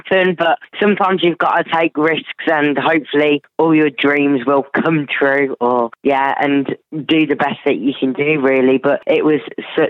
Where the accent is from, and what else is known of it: Solihull, West Midlands, United Kingdom; born or raised there